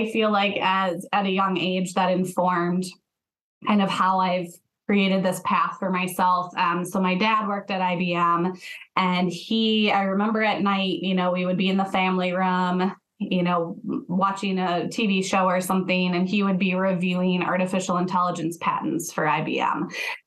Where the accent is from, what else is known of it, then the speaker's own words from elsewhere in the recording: Rochester, Minnesota, United States; I grew up in Rochester, Minnesota, so home of the Mayo Clinic